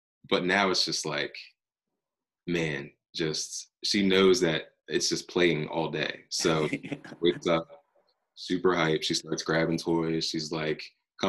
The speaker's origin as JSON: {"language": "English", "region": "Delaware", "country": "United States", "moved": "as an adult", "lives_now": "Maryland, United States", "said": "I'm from Delaware. Good old Delaware"}